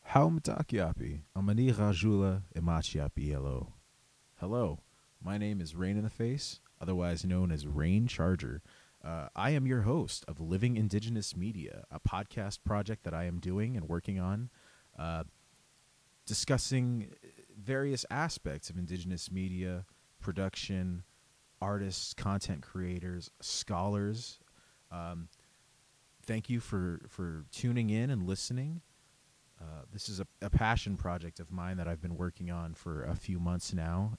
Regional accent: Cheyenne River Reservation, South Dakota, United States; born or raised there; moved away

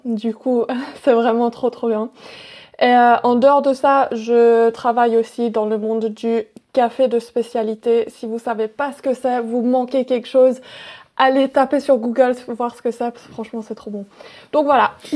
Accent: Wales, United Kingdom; moved away; de là où j'ai grandi mes premières années et puis et ça m'a énormément marqué et j'aime trop. C'est au Pays de Galles

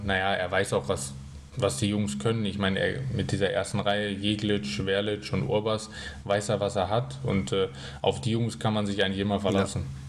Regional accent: Bad Tölz, Bavaria, Germany; moved away; also born or lived in Berlin; wo natürlich auch meine Heimat da ist. Ich bin da geboren, mein Papa lebt da, meine Onkel, meine Tante

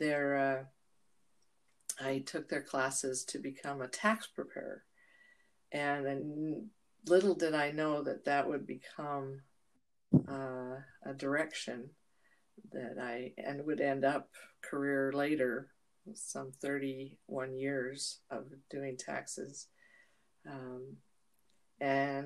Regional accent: Cambridge, Minnesota, United States; moved away; also born or lived in Utah; I was born in Cambridge, Minnesota in 1957. It seems like centuries ago. Grew up in a haven. It was on a lake.

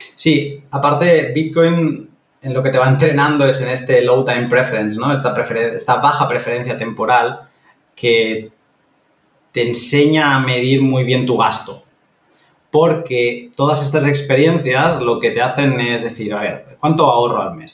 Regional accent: Catalonia, Spain; moved away; esto yo lo vi viviendo en, Cataluña, que yo me estaba rompiendo la cabeza por comprarme un piso en, en, mi pueblo de toda la vida

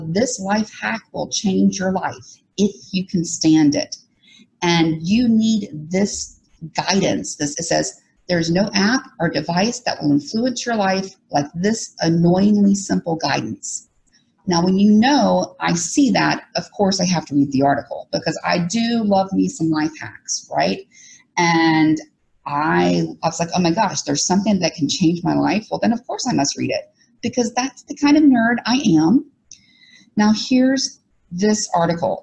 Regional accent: Alabama, United States; that's what I was raised under in Alabama

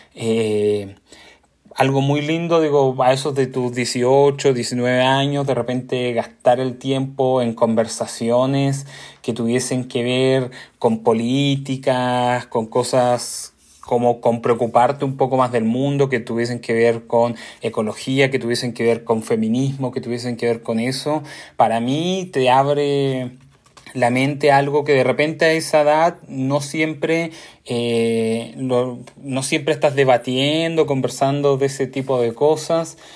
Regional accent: Concepción, Biobío, Chile; Yo soy de Concepción, una ciudad chica

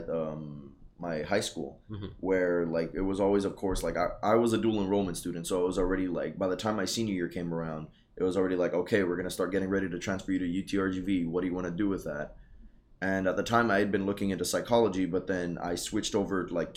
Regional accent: the Rio Grande Valley, Texas, United States; also born or lived in Lubbock, Texas; Born and raised here in the Valley

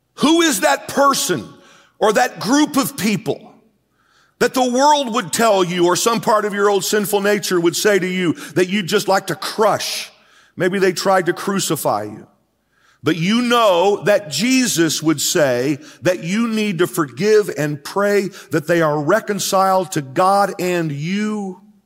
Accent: United States; I am an American. I'm proud to be an American

